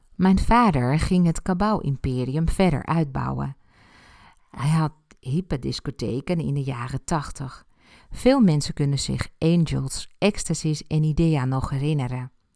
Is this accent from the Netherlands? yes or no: no; Ibiza, Balearic Islands, Spain; first language Spanish; Dutch is a second language; moved away; Ik ben op Ibiza geboren en heb mijn jeugd daar doorgebracht